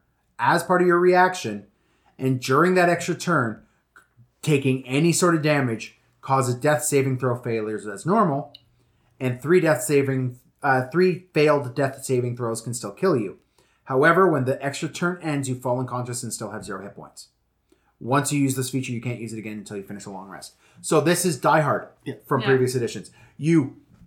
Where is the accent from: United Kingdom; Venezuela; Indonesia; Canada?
Canada; Western Canada; I'm from Western Canada